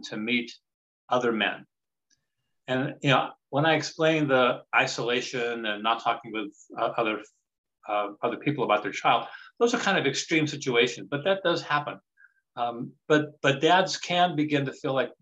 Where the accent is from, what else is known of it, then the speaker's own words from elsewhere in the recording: Louisiana, United States; also born or lived in Colorado / Los Angeles; now in Woodinville, United States; I'm originally from Louisiana and came to Washington by way of Colorado